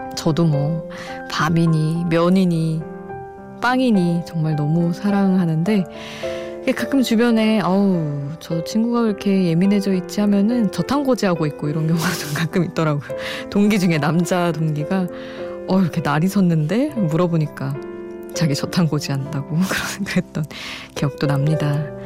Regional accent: Daejeon, South Korea; 저는 이제 대전에서 어린 시절을 보냈으니까

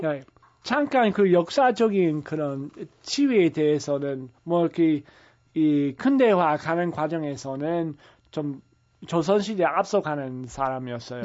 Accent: the American Midwest, United States; Korean is a second language; moved away as an adult; also born or lived in San Francisco, California, United States; now in South Korea; 제가 원래 미국 중서부에서 자랐지만은 예, 고등학교 때는 서부 그 산프란시스코에서 제가 에, 예, 다녔고

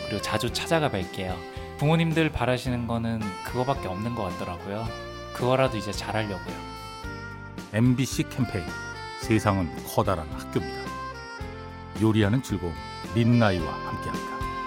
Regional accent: Jinju, South Gyeongsang, South Korea; also born or lived in Mokdong, Seoul; now in Seoul, South Korea; 고향은 진주고요.

